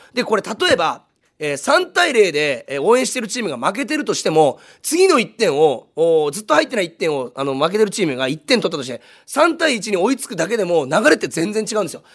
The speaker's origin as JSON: {"language": "Japanese", "town": "Munakata", "region": "Fukuoka", "country": "Japan", "tie": "born or raised there", "said": "宗像高校出身なんですけど"}